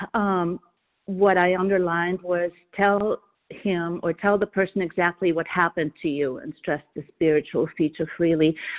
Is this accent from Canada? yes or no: no; Vienna, Austria; now in New Hampshire, United States; I'm calling from New Hampshire. I'm originally from Vienna, Austria.